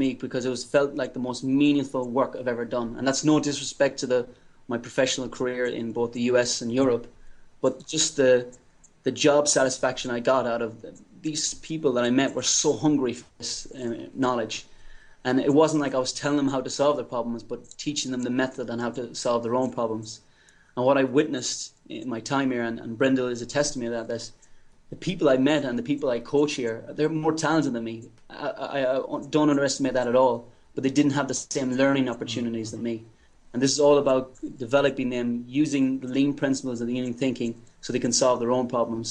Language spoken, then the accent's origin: English; Ireland; moved away as an adult; also born or lived in United States / England; now in Tanzania; I'm from Ireland